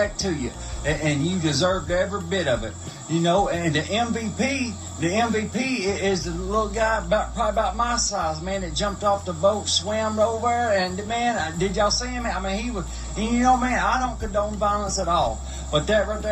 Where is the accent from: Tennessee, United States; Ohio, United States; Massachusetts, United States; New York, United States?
Tennessee, United States; Humboldt; I'm actually from Humboldt, Tennessee. They call it Little Memphis.